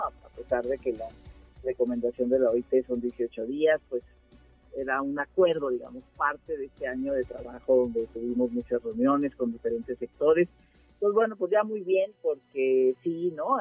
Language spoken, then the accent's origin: Spanish; Mexico; esta idea que tenemos en México